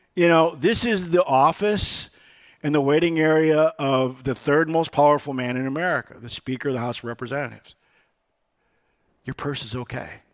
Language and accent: English; Rockford, Illinois, United States; I was born in Rockford, Illinois. And I was born on what they call the wrong side of the tracks. I was born on Seventh Street, immigrant's way